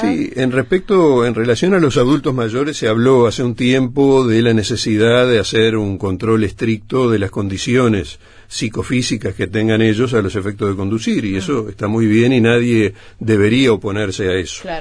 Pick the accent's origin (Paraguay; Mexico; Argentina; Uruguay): Uruguay; Nosotros tenemos colectivamente como uruguayos, somos transgresores